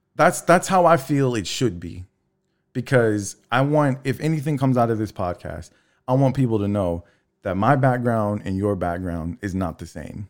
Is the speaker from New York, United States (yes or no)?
no; Texas City, Texas, United States; also born or lived in La Marque, Texas; I grew up in Texas City, Lamarck.